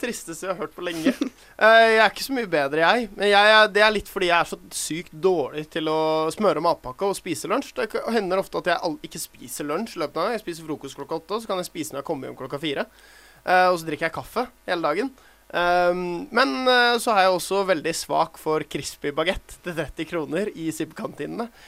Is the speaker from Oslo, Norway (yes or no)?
yes; Oslo, Norway; now in Bergen, Norway; Jeg vokste opp i Oslo